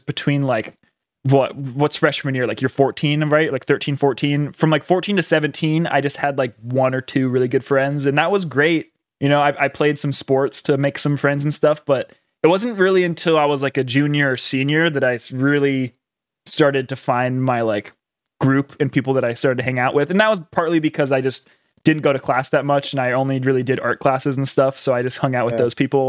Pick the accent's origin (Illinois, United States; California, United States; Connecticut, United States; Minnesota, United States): California, United States; Oakland; I grew up in the Bay Area